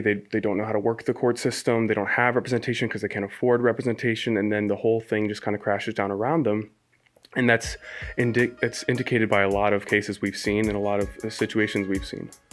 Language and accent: English; Ashford, Connecticut, United States; I'm from Ashford, uh, just about fifteen minutes away